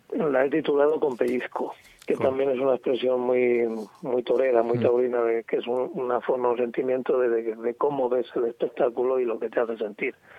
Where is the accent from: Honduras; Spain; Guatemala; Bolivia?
Spain; Medina del Campo, Castile and León; en Medina, en mi pueblo